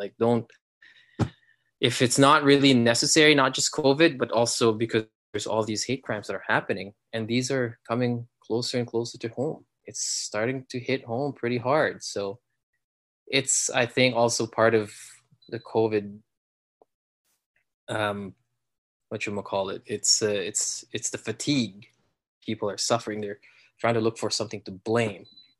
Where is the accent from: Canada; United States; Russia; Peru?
Canada; Yeah, I grew up here in Canada. That's it. I'm Canadian first and foremost.